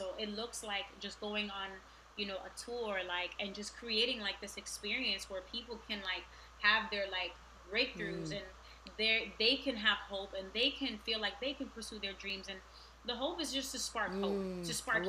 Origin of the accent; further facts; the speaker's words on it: New York City, New York, United States; moved away; I want to like help people where I grew up. I grew up in Queensbridge